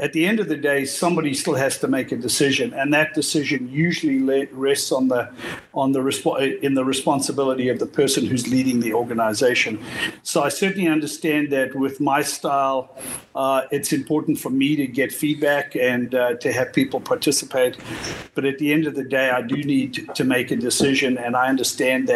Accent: South Africa; now in United States; I'm originally from South Africa. Moved to the United States in 1979

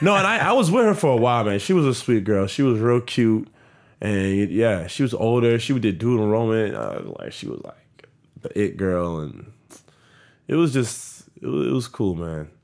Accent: Miami, Florida, United States; also born or lived in Broward County, Florida; my high school life, elementary to high school is it was a blessing. Like, that foundation of Southwest Miami

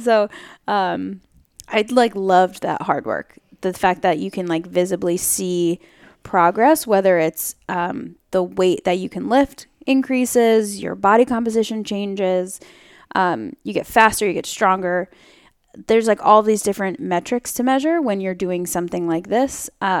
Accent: New York, United States; now in San Francisco, United States; So I actually am from New York. So I grew up on the East Coast

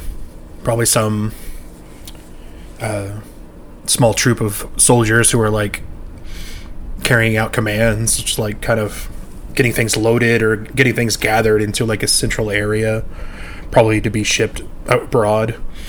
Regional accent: Philadelphia, Pennsylvania, United States; What part? I grew up on South Broad Street.

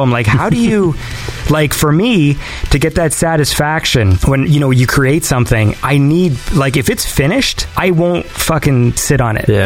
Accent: small town a few hours from Toronto, Ontario, Canada; now in Toronto, Canada; I come from a small town that's a few hours away from the city.

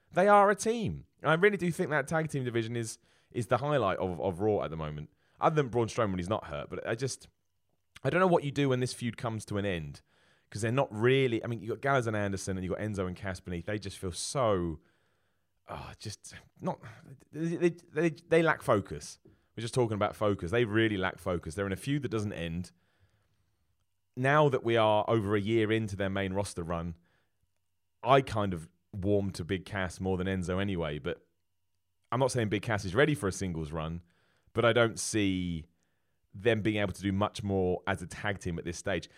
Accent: United Kingdom; as a British man

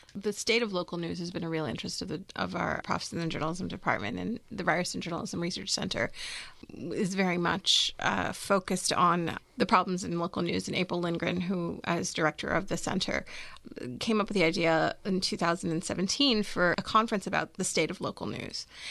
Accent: Maryland, United States; I'm actually from Maryland

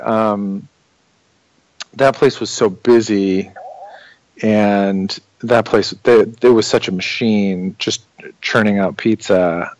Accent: outside of Chicago, Illinois, United States; I grew up outside of Chicago

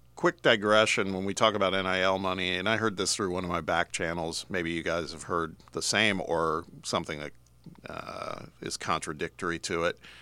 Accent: Indianapolis, Indiana, United States; moved away; one of my teams would be in my hometown

